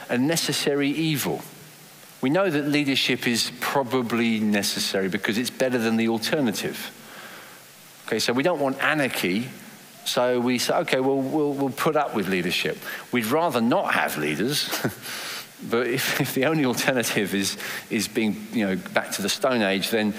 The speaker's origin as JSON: {"language": "English", "region": "England", "country": "United Kingdom", "accent": "English", "said": "I was English from my accent"}